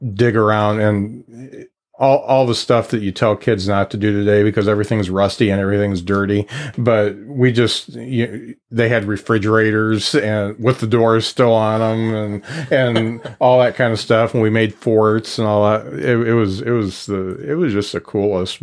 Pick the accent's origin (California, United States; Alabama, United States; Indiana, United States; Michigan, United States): Indiana, United States; Lakeville; where I grew up in Lakeville